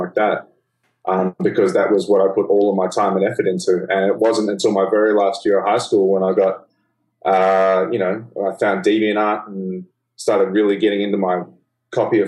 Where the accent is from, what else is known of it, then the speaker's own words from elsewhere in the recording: Melbourne, Victoria, Australia; accent: Australian; moved away as an adult; now in New York, United States; Growing up in Australia was great.